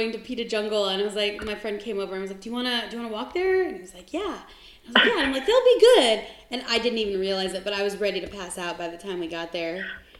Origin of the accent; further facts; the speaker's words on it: San Diego, California, United States; now in Phoenix, United States; I'm from San Diego originally, and I moved to Phoenix 15 years ago.